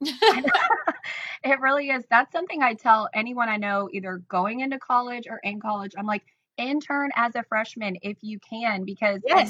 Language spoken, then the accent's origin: English; Decatur, Illinois, United States; also born or lived in Chicago, Illinois; I grew up in Decatur, Illinois